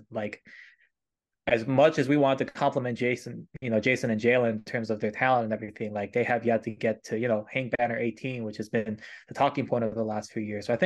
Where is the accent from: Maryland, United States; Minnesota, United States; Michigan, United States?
Michigan, United States; I'm very far removed from New England, Boston area. I grew up in Michigan